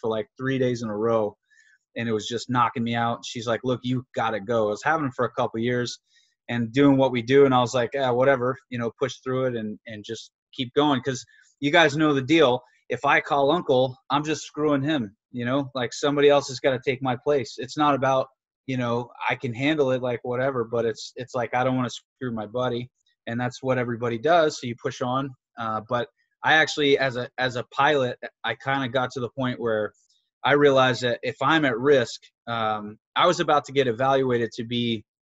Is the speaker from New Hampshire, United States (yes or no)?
yes; New Hampshire, United States; I grew up in New Hampshire